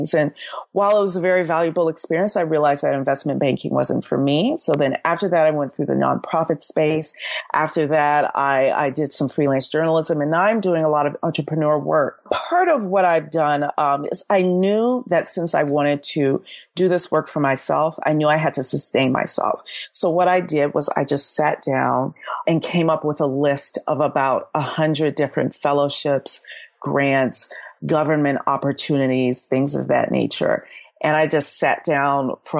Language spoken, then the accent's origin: English; Southwest Louisiana, United States; moved away; I'm from Southwest Louisiana, and both my parents were born late 40s in northern Louisiana.